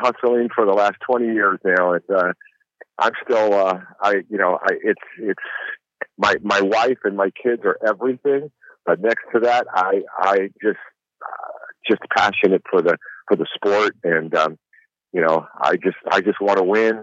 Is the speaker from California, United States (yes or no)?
yes; Los Angeles, California, United States; I'm a West Coast boy, you know, I'm from Hollywood, California